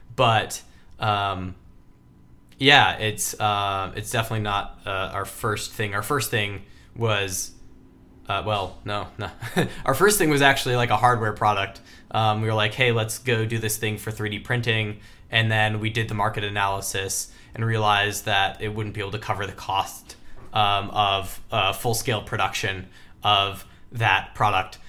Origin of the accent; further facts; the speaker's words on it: Michigan, United States; moved away as an adult; also born or lived in Texas; Mackinac Island Fudge, which is a very Michigan ice cream. Also happens to be where I was born and raised